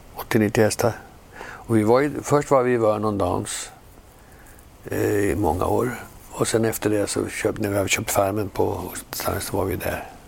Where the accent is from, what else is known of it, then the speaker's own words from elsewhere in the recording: Sweden; moved away as an adult; also born or lived in United States; vi svenskar